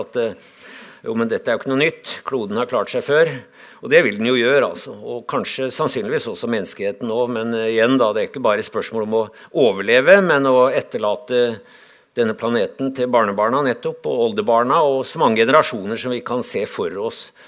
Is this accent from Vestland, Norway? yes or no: no; Lillehammer, Innlandet, Norway; Jeg kommer fra Lillehammer